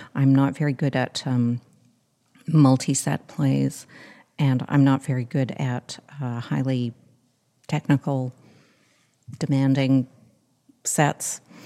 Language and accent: English; Montreal, Quebec, Canada; also born or lived in United Kingdom; I grew up in Montreal Catholic school system.